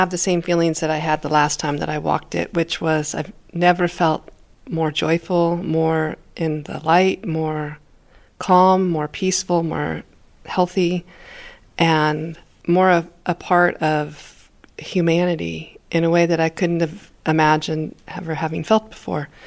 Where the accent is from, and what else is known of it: China; moved away as an adult; now in France